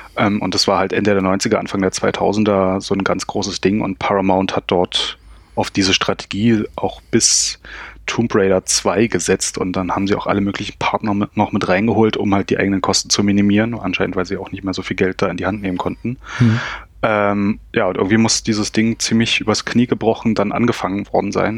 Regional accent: Berlin, Germany; ich komme aus dem Berliner Südosten

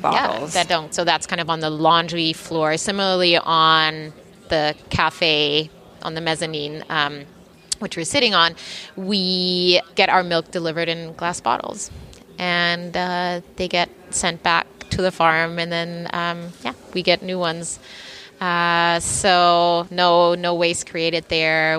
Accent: Germany; now in New York City, United States; we we grew up in Germany, and our mom was one of the the pioneers, kind of in our in our town, in our small community where where we grew up

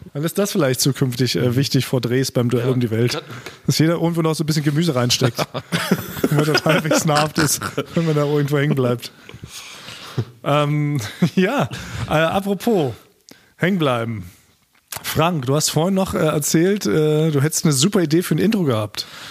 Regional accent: Berlin, Germany; wir als Berliner, so als Berliner Party-Konnoisseure

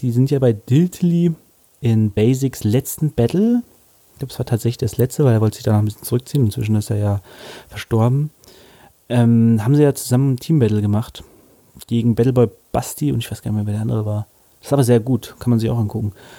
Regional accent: Hanover, Lower Saxony, Germany; als Hannoveraner

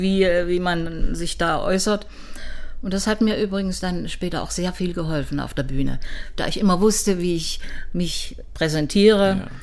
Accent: Weimar, Thuringia, Germany; also born or lived in Cottbus / Leipzig; now in Dresden, Germany; dann bin ich mit nach Weimar gegangen und bin dort eigentlich in die Schule gekommen in Weimar

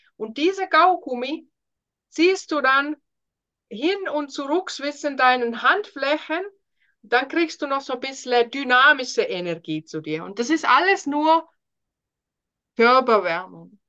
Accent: Finland; German is a second language; moved away as an adult; now in Germany; Ich bin ursprünglich aus Finnland wohne seit 2009 hier in Deutschland

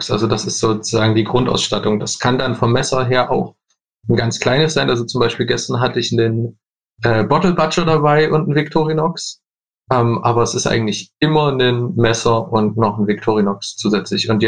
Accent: Leipzig, Saxony, Germany; ich komme aus Leipzig

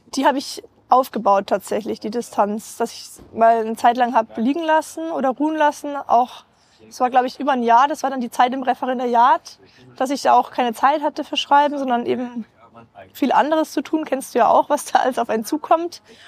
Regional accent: Rosenheim, Bavaria, Germany; ich bin gebürtige Rosenheimerin

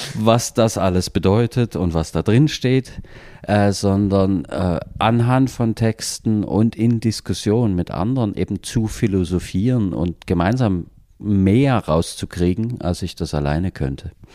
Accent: Chemnitz, Saxony, Germany; Uni Chemnitz, äh, wo ich aufgewachsen bin

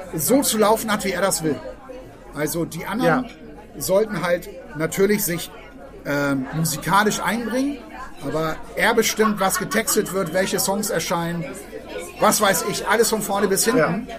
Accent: Hamburg, Germany; als Hamburger Schulkinder

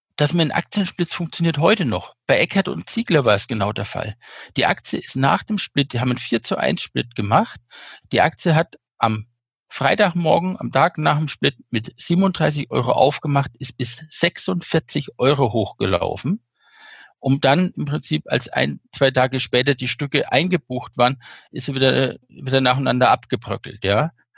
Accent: Bad Königshofen, Bavaria, Germany; Kurzentrum in Bad Königshofen war die mit drin, wo ich aufgewachsen bin

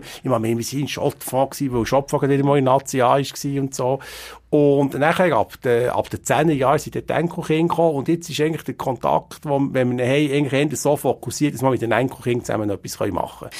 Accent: Biel, Bern, Switzerland; ich bin ein Bieler Kind

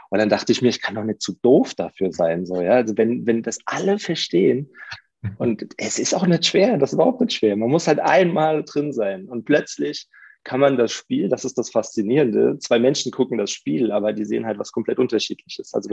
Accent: Mainz, Rhineland-Palatinate, Germany; ich bin ja auch Mainzer

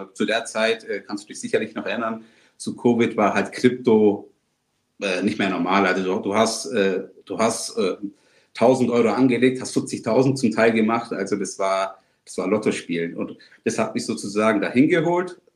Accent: Germany; selbstverständlich sind wir inzwischen in Deutschland beide geboren und aufgewachsen

